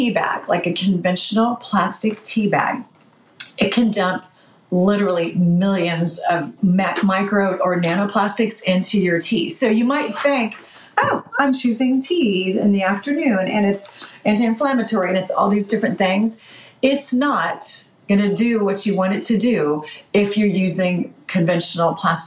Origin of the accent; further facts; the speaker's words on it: Chico, California, United States; now in Washington, United States; my hometown of Chico, California